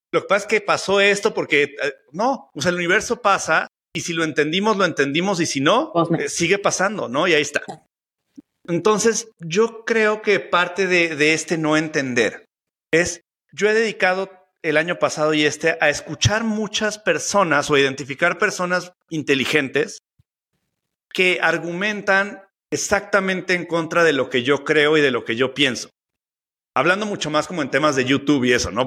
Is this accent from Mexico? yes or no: yes; Mexico City, Mexico; soy chilango